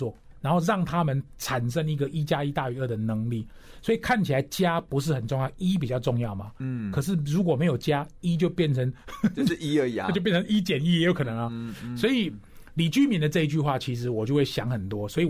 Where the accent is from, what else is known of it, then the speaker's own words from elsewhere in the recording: Taichung, Taiwan; 我就说我是台中的子弟，我是逢甲大学毕业，